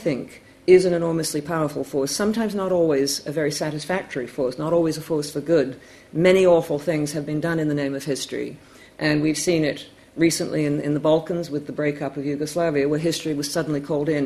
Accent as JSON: {"language": "English", "country": "Canada", "said": "I'm Canadian"}